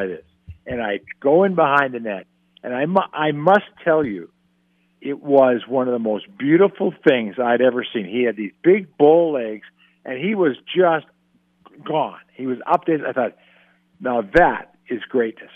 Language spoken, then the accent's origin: English; San Diego, California, United States; I grew up in San Diego